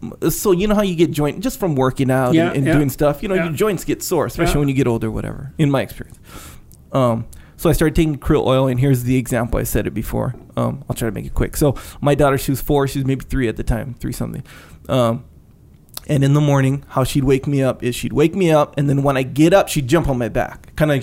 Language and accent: English; Hawaii, United States; born or raised there; also born or lived in Victoria, British Columbia, Canada